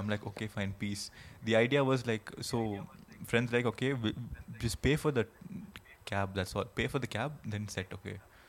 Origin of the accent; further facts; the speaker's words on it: Delhi, India; I'm also from Delhi.